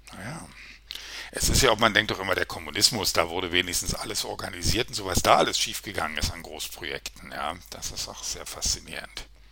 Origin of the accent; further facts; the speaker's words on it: Berlin, Germany; ich bin relativ in der Nähe der Mauer aufgewachsen